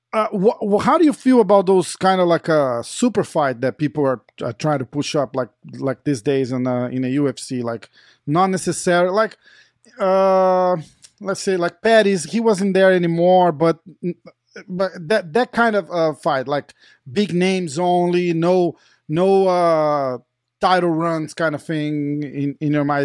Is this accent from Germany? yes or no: no; Brazil; we're from Brazil